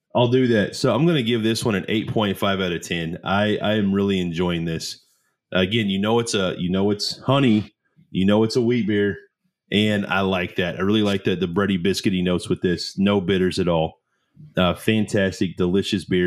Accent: Oklahoma, United States; accent: country; I'm from Oklahoma. That's just how we talk in the South

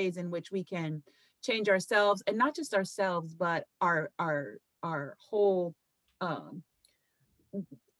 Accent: Kentucky, United States; I grew up in Kentucky, okay, with hippies

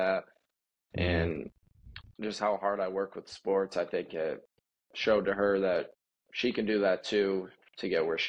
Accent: Lake Odessa, Michigan, United States; to Lakewood at Lake Odessa, Michigan. It's over by Lansing more.

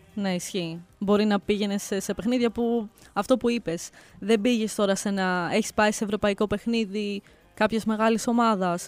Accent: Greece; Γιατί είμαι από την Ελλάδα.

